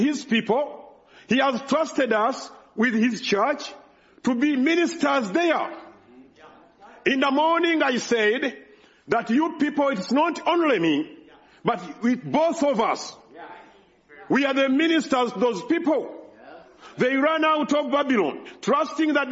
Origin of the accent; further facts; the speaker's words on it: Uganda; English is a second language; moved away; There in Uganda, I can speak well than I can do here because I'm speaking in my native language